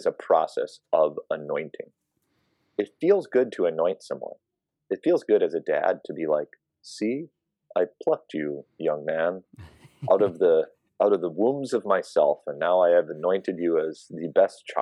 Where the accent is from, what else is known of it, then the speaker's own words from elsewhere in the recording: Minnesota, United States; now in New York City, United States; I'm from Minnesota, but I live in New York City